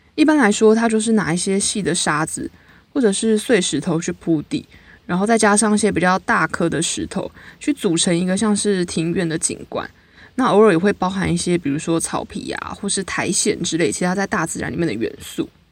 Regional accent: New Taipei, Taiwan; 我都会直接说我是大西北市，但我觉得就是一个大台北地区嘛

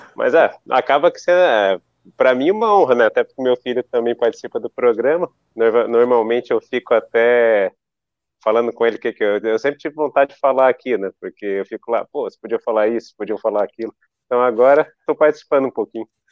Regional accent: Brasília, Federal District, Brazil; now in Florianópolis, Brazil; eu sou de Brasília

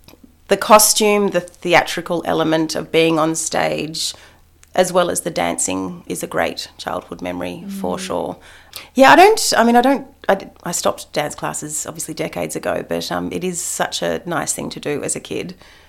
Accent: Adelaide, South Australia, Australia; born there; also born or lived in Canberra / Melbourne / Upstate New York; I was born in Adelaide. It was, yeah, so it was South Australia. It was Canberra. It was eastern suburbs of Melbourne. Upstate New York was probably the most glamorous element of it.

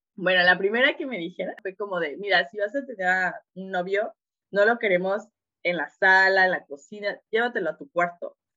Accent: Oaxaca, Mexico; moved away as an adult; also born or lived in Veracruz / Serbia / Hungary / China; yo nací en Oaxaca, mi familia es muy unida

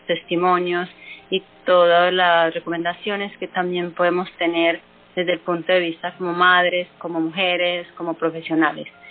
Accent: Colombia; las mujeres que somos colombianas

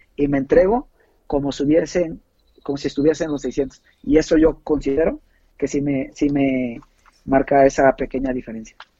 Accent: Puebla, Mexico; moved away as an adult; now in San Luis Potosí, Mexico; yo soy de Puebla, este, en la ciudad de Puebla

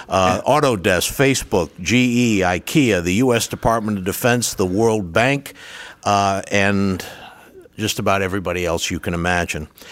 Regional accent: Rhode Island, United States; accent: Rhode Island; moved away; my Rhode Island accent, which is where I'm from

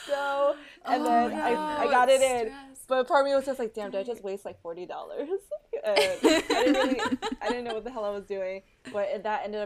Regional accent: New York City, New York, United States; growing up in New York City

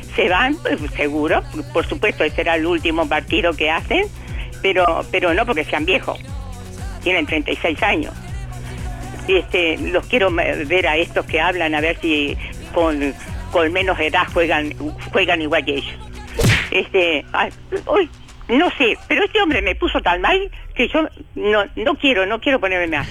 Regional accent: Uruguay; nosotros somos, somos uruguayos

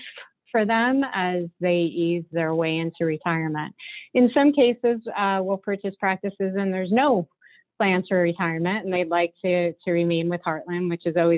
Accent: Hopatcong, New Jersey, United States; moved away as an adult; also born or lived in Muncie, Indiana; I grew up in that area up in northern New Jersey, a small town called Hopatcong

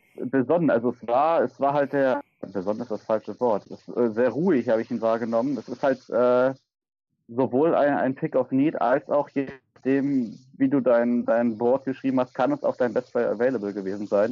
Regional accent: Berlin, Germany; komme aus Berlin und wohne in Berlin

